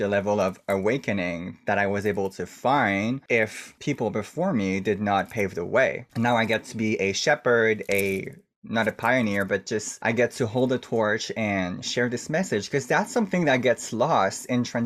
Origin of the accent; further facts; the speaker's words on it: Canada; I'm First Nation from Canada. I'm native from the country